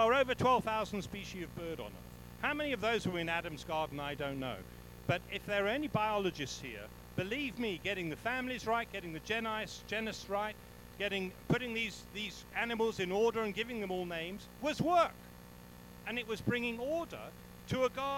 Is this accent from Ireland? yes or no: no; England, United Kingdom; now in South Africa; I'm English